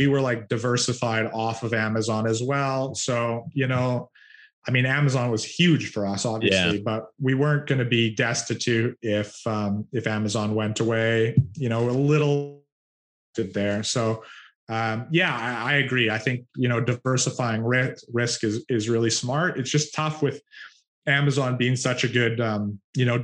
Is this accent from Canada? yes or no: yes; Canada; I'm Canadian